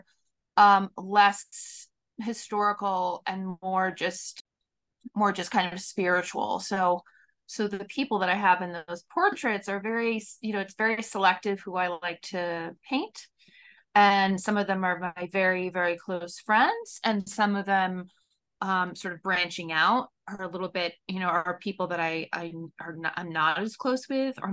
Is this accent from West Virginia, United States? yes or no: no; Katonah, New York, United States; in my local community that I grew up in Katonah